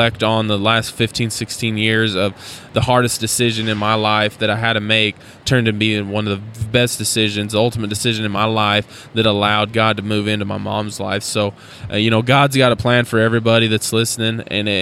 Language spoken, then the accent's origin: English; Idaho, United States; I was born and raised in Idaho